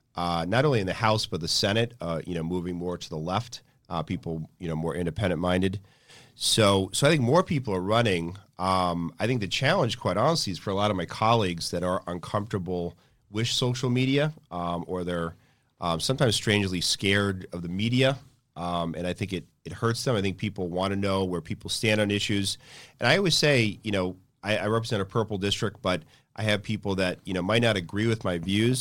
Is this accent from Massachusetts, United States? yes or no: yes; Acton, Massachusetts, United States; I grew up in Acton